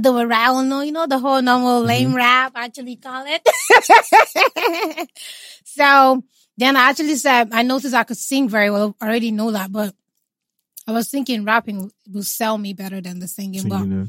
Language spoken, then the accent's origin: English; Imo, Nigeria; I'm not Jamaican. I'm a full Igbo girl.